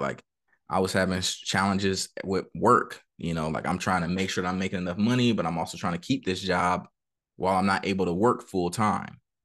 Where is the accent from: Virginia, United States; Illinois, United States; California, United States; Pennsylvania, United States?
California, United States; San Bernardino; I grew up in Cali, uh, Southern California, San Bernardino